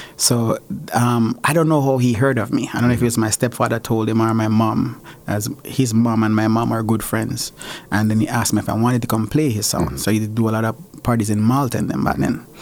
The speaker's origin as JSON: {"language": "English", "region": "Westmoreland", "country": "Jamaica", "tie": "born or raised there", "also_born_or_lived": "St. Elizabeth, Jamaica / Spanish Town, Jamaica", "moved": "yes", "said": "I was born in Westmoreland, Jamaica. Um, we up in the bush"}